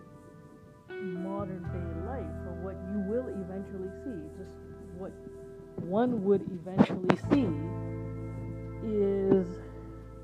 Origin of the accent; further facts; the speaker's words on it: India; now in North America; being an Indian person, living in North America